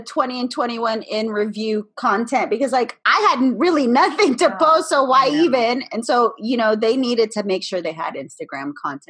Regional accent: Boston, Massachusetts, United States; born there; I was born in Boston

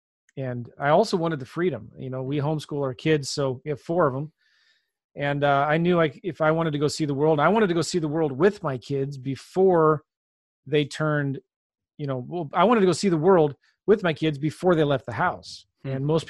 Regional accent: San Diego, California, United States; also born or lived in Los Angeles; now in St. Louis, United States; I'm from California. I was born in L.A., was kind of raised in San Diego, but moved a lot as a kid.

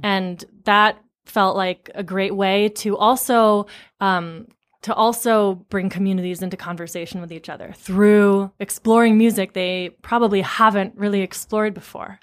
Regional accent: Amherst, Massachusetts, United States; I grew up in Amherst, Massachusetts

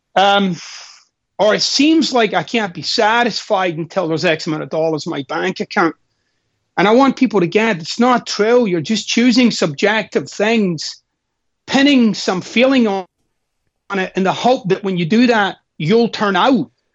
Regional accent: Glasgow, Scotland, United Kingdom; I'm Scottish, of course, and I'm I'm from Glasgow, Scotland

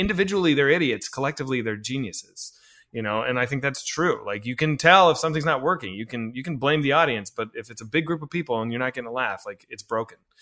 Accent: Arlington, Virginia, United States; I'm from Arlington

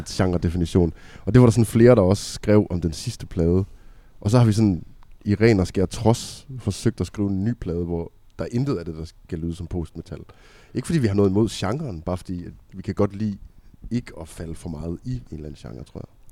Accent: Aalborg, North Denmark Region, Denmark; Vi kommer fra Aalborg

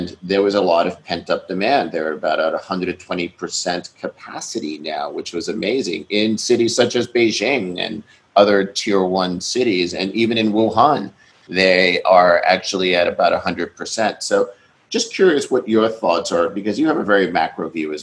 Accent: New York, United States; I'm born and raised in New York

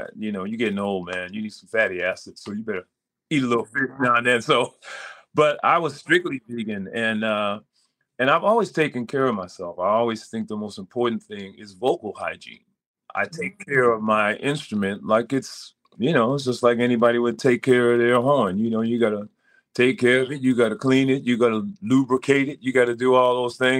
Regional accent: Providence, Rhode Island, United States; I'm from Providence, Rhode Island.

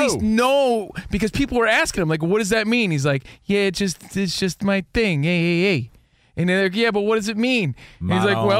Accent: New Jersey, United States; I'm from Jersey.

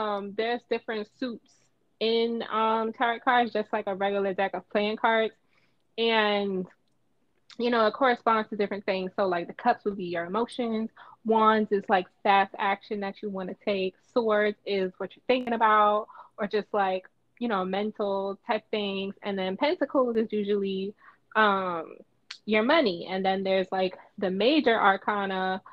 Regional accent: New York City, New York, United States; now in Baton Rouge, United States; I'm from Brooklyn and the Bronx, originally

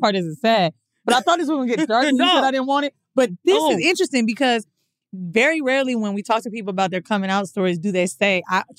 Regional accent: San Francisco, California, United States; I was born in San Francisco.

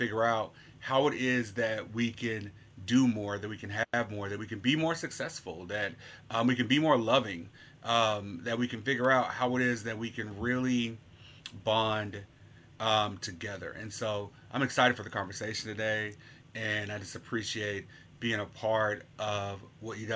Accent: Little Rock, Arkansas, United States; moved away as an adult; now in Memphis, United States; I'm originally from Little Rock, Arkansas, but I've been a Memphian for 10 years now

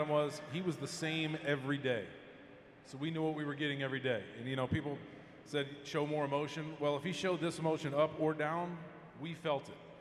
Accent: Marietta, Georgia, United States; I grew up in Marietta, Georgia.

